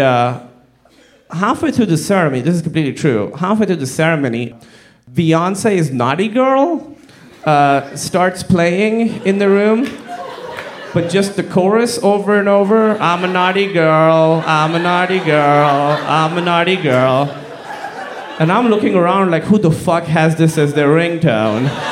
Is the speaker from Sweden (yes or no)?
no; Pakistan; moved away; I'm from Pakistan, like I said, very conservative Muslim fa- family